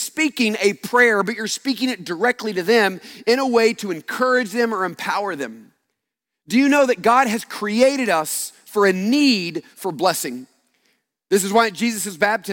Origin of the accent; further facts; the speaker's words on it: United States; growing up in the United States, particularly growing up for me in the late 70s, early 80s during the Cold War